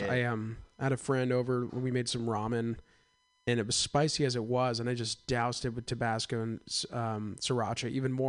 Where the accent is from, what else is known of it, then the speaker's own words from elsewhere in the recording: East Bay, California, United States; I'm an East Bay kid, Castro Valley, Santa Ramon, that area.